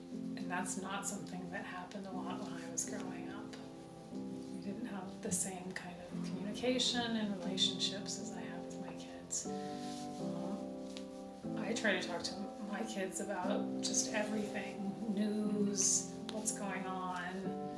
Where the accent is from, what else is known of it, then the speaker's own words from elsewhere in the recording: Nebraska, United States; Something that's very different about where I grew up in Nebraska is that it was super cold.